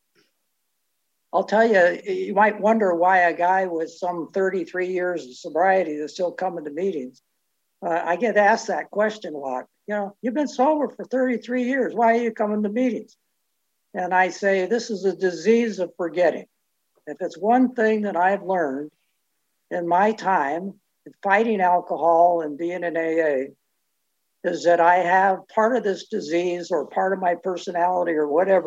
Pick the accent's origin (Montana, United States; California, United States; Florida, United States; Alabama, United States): California, United States; Richmond; I was born and raised in the Bay Area in Richmond Annex